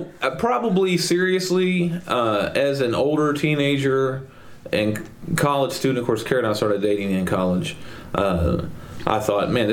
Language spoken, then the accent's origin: English; Mount Pleasant, Texas, United States; I grew up in Mount Pleasant, Texas